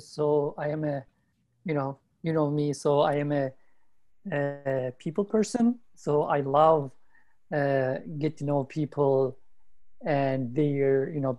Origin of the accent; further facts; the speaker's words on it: Turkey; moved away as an adult; now in United States; I grew up in Turkey and I came to United States